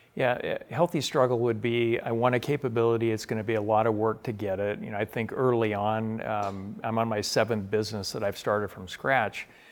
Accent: Spokane, Washington, United States; I grew up in Spokane, Washington

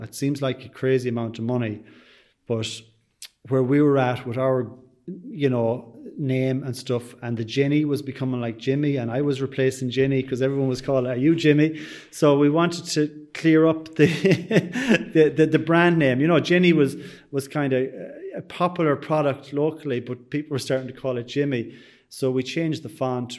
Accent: Sligo, Connacht, Ireland; they know I'm from Sligo

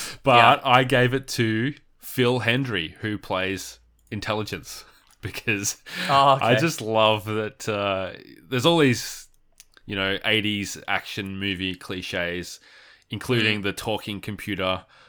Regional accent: Australia; Like, we're Australian, we're straight white males.

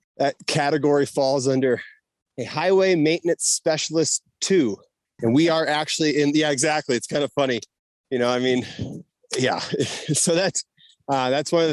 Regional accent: Saugus, Massachusetts, United States; moved away as an adult; now in Jackson, United States; I grew up in Saugus, Massachusetts, which is like 20 minutes north of Boston.

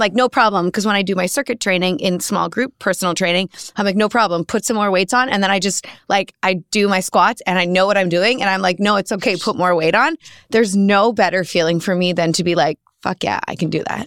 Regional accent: New Zealand; moved away; also born or lived in Australia; I'm from New Zealand

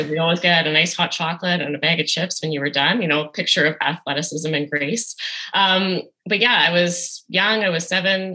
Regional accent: Edmonton, Alberta, Canada; born or raised there

